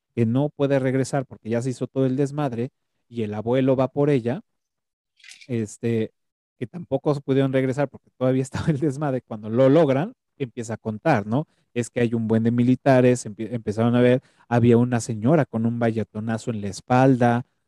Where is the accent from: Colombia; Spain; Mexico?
Mexico; traemos como, como cultura mexicana